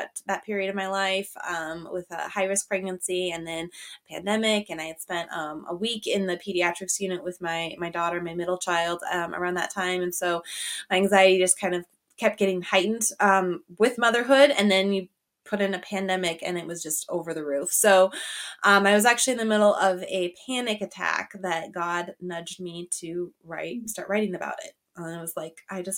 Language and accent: English; Montana, United States; moved away as an adult; now in Michigan, United States; I am in Michigan. I'm actually originally from Montana, though. My husband pulled me out here about 6 years ago